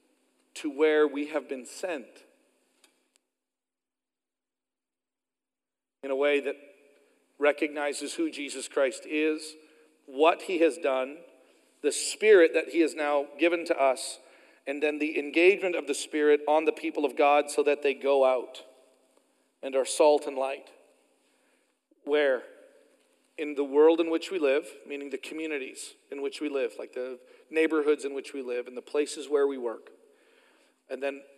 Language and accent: English; Oklahoma, United States; moved away; down in Oklahoma where I'm from